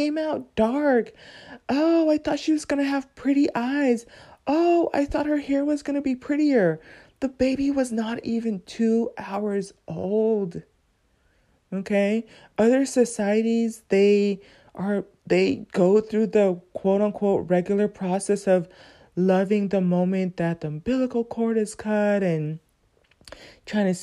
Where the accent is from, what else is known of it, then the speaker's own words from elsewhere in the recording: Southern California, United States; growing up as a teen, growing up in Southern California